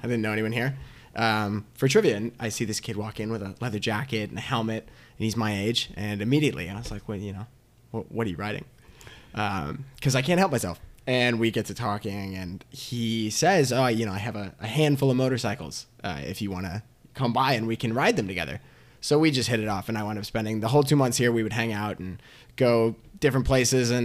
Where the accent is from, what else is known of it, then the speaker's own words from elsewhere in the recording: Connecticut, United States; I'm from Connecticut. I grew up there.